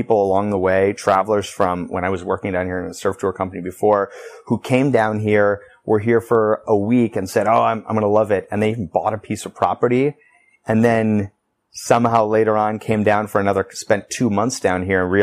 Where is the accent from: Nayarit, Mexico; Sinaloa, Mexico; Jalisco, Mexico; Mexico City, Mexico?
Nayarit, Mexico; Tepic; now in Nicaragua; I was born in Tepic, Nayarit, or near San Francisco in that area of Mexico